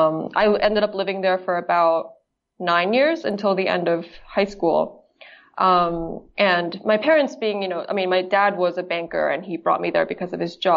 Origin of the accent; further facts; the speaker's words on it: Japan; also born or lived in London; I'm originally from Japan, from Japan.